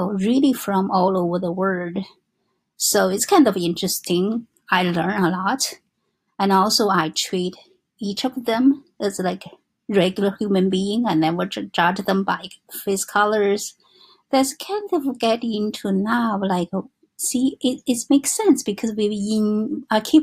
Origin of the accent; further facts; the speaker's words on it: China; English is a second language; moved away as an adult; now in New York, United States; I was born in China, and because I married to my husband